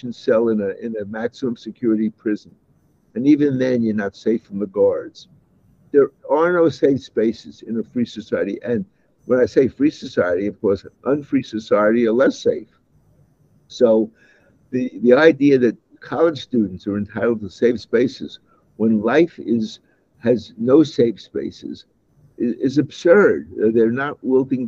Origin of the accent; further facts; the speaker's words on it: New York City, New York, United States; moved away; I was born in the Bensonhurst section of Brooklyn, New York. And that was a neighborhood that was 50% Jewish and 50% Italian